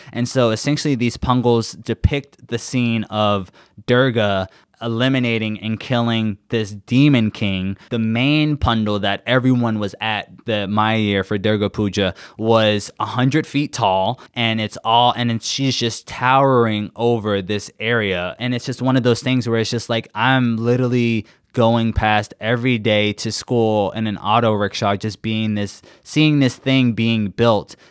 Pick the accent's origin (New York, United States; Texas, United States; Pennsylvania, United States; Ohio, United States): New York, United States; New York City; moved away as an adult; now in Washington, D.C., United States; I'm originally from Queens, New York.